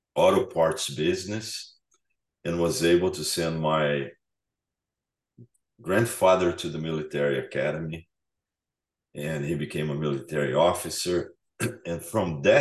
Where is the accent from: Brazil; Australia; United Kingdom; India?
Brazil; moved away; I'm from Brazil